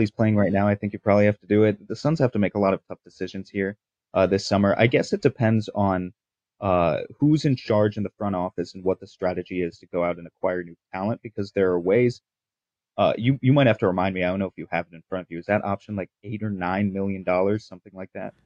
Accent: New York, United States; I'm from New York

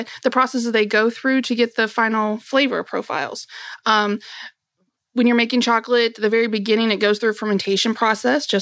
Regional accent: Kentucky, United States; I was born and raised here in Kentucky

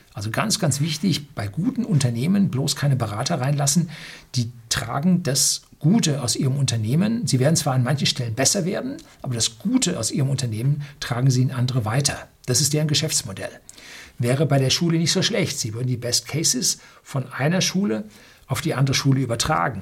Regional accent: Germany; bei uns in Deutschland

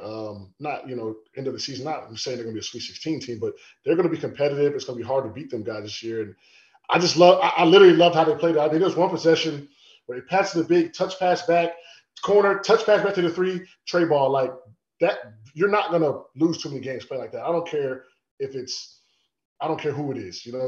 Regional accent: Tampa, Florida, United States; I'm from Tampa, Florida

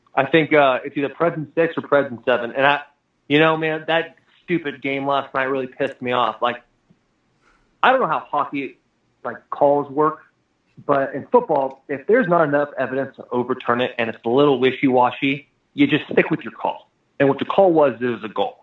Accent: Arizona, United States; moved away; also born or lived in Michigan; I'm from Arizona

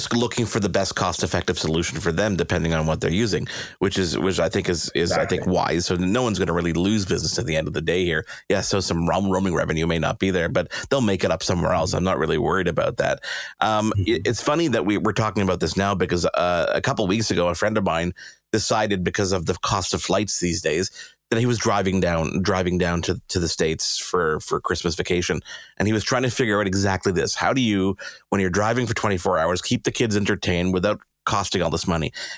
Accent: Canada; I felt like we were being throttled as a Canadian

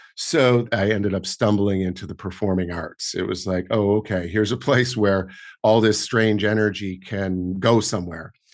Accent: Portland, Oregon, United States; now in New York, United States; while I was growing up in Oregon and then f, later on rural Oregon

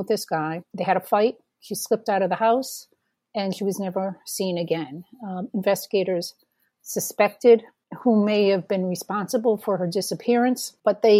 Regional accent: New England, United States; My background, I'm from New England

